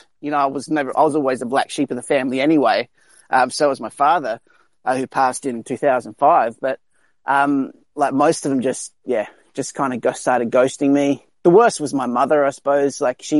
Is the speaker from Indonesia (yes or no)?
yes; Indonesia; also born or lived in South Australia; now in Australia; I'm from South Australia, which is probably one of the safest places in Australia when it comes around to this virus, because we're not really overpopulated or anything like that. But I grew up in Indonesia